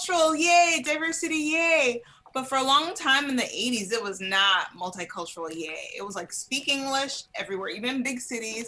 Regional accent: Chicago, Illinois, United States; moved away; I was raised in Chicago, but I've lived all over the place

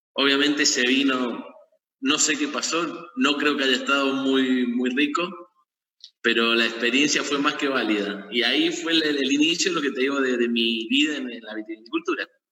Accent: Mendoza, Argentina; nací en Mendoza, he vivido en Mendoza toda mi vida

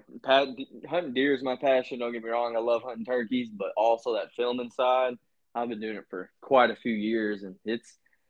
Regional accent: Virginia, United States; moved away; See, I grew up doing that in Virginia.

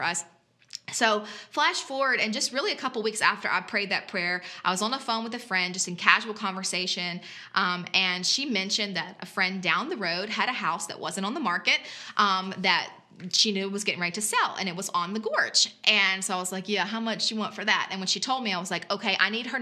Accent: South Louisiana, United States; now in West Virginia, United States; I grew up in South Louisiana

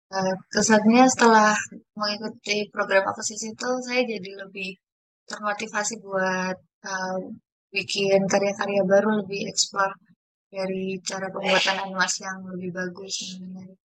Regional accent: Jepara, Central Java, Indonesia; saya sendiri berasal dari kota Jepara

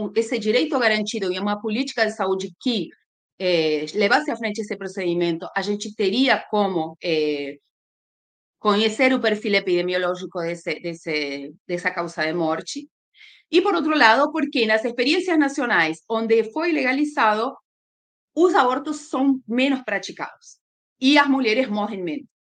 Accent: Argentina; moved away as an adult; now in Brazil; sou argentina, moro no Brasil há uns 17 anos

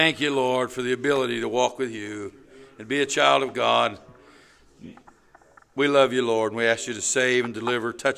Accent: Indianapolis, Indiana, United States; I'm from Brightwood, over 28th and Sherman, 25th and Sherman. Forced Manor, 30th Forced Manor

